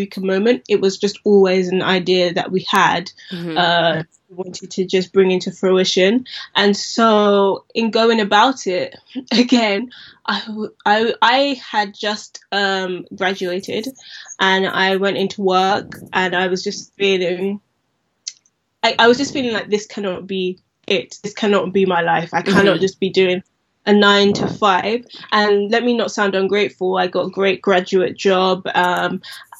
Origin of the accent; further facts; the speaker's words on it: London, United Kingdom; growing up in Southeast London, we used to always go to Lewisham High Street to get our Afro hair products